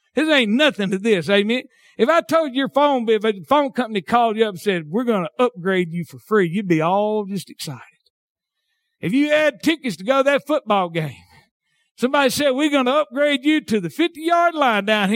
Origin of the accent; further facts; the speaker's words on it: Southern United States, United States; accent: hillbilly; southern drawl; my hillbilly accent